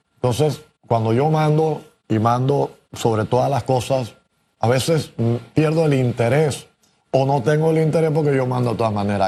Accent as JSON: {"language": "Spanish", "country": "Panama", "said": "todos somos panameños"}